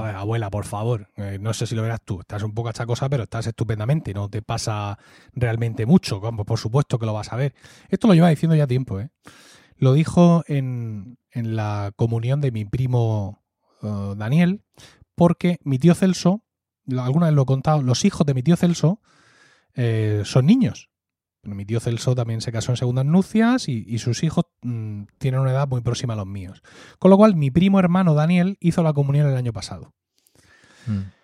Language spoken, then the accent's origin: Spanish; Murcia, Region of Murcia, Spain; accent: Murcian; Blanca / Valle de Ricote accent; also born or lived in Blanca, Murcia; hablar con mi acento natural de blanca